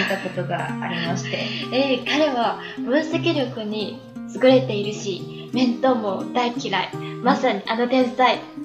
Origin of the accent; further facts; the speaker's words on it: China; 私たち中国人